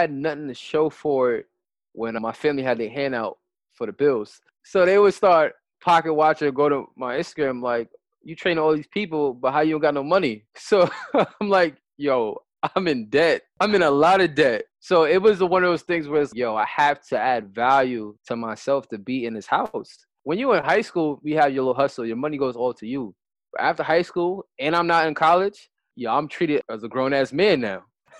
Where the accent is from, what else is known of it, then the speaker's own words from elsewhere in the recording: New York City, New York, United States; They ruined the game growing up in New York City. The culture is fashion and dressing nice.